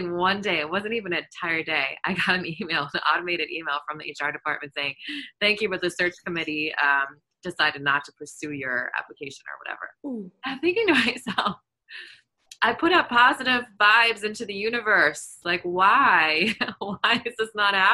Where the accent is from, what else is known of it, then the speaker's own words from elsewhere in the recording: Germany; moved away; I grew up in Germany